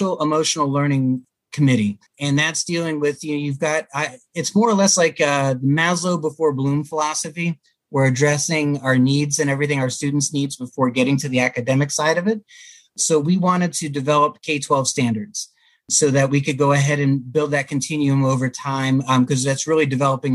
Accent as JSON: {"language": "English", "town": "Germantown", "region": "Maryland", "country": "United States", "tie": "born or raised there", "said": "I grew up in Germantown, Maryland"}